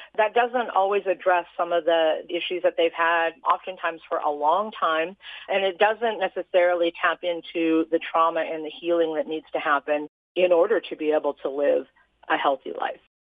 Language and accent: English; Utah, United States; I grew up here in Utah